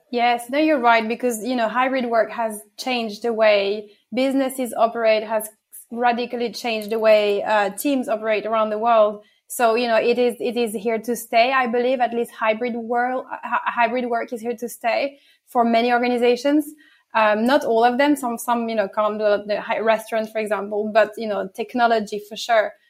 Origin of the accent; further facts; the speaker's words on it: France; accent: a bit of French and English accent; now in London, United Kingdom; born and bred in France, so get a bit, bit of French and English accent in, in there.